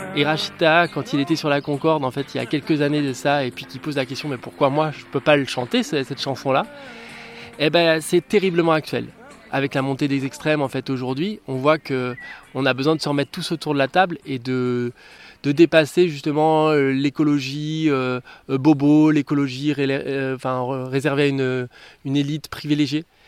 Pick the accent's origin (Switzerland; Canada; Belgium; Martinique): Martinique; moved away; Moi j'ai grandi aux Antilles, en Martinique